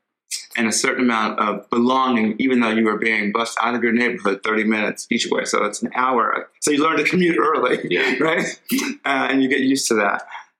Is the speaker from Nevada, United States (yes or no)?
yes; Las Vegas, Nevada, United States; I was born and raised here in Las Vegas on the west side and in the heart of the alphabet streets, like A, B, C, D, all the streets in the historic west side that gave birth and power to so many African-Americans in this community.